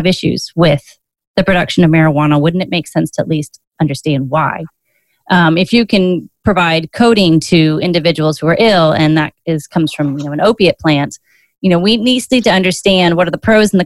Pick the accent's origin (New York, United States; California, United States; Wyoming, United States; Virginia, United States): Virginia, United States; Virginia, your home state